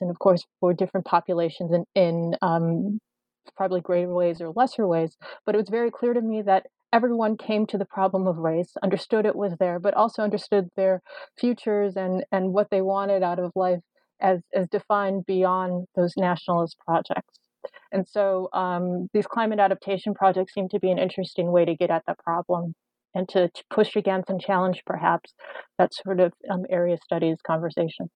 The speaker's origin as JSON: {"language": "English", "town": "Chicago", "region": "Illinois", "country": "United States", "tie": "born or raised there", "said": "I'm originally from Chicago. I'm actually in Chicago right now."}